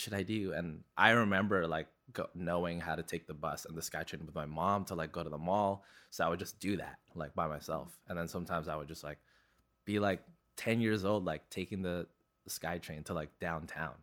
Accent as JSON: {"language": "English", "town": "Vancouver", "region": "British Columbia", "country": "Canada", "tie": "born or raised there", "also_born_or_lived": "Philippines / Burnaby"}